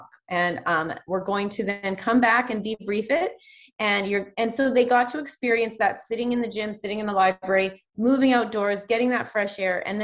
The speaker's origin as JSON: {"language": "English", "town": "Saanich", "region": "British Columbia", "country": "Canada", "tie": "born or raised there", "said": "I grew up in Saanich, just outside Victoria"}